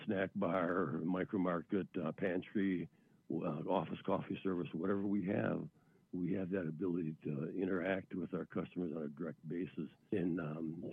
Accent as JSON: {"language": "English", "region": "Wisconsin", "country": "United States", "tie": "born or raised there", "said": "I come from Wisconsin, which we're an agricultural state and primary and tourist state"}